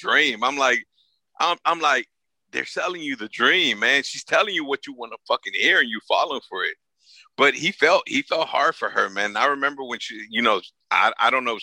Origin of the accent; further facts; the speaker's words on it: Los Angeles, California, United States; I'm from South Central LA, man. I'm from the hood